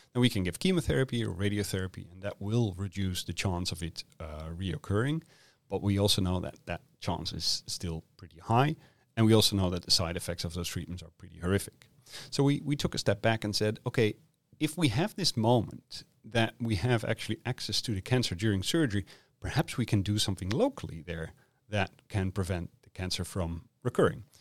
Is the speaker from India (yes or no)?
no; Netherlands; moved away as an adult; now in Perth, Australia; I'm originally from the Netherlands